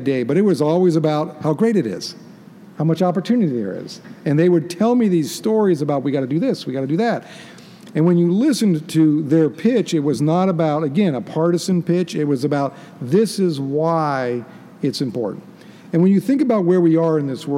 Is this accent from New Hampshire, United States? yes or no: no; Alaska, United States; as someone born and raised in Alaska